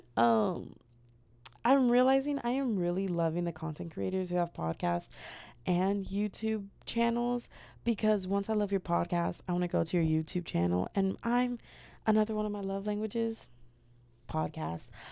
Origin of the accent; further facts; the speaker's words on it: United States; as an American